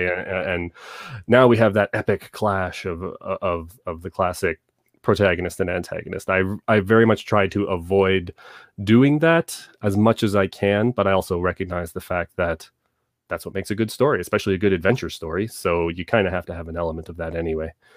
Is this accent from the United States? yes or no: no; Southern Ontario, Canada; now in Calgary, Canada; I was born and raised in Southern Ontario